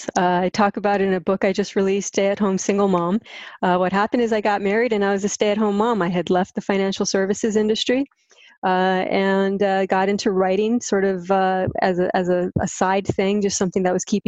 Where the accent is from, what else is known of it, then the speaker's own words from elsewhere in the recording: Hawaii, United States; moved away as an adult; also born or lived in US mainland; I'm born and raised in Hawaii. Came back here about 3 years ago after being stuck on the mainland for about 18 years.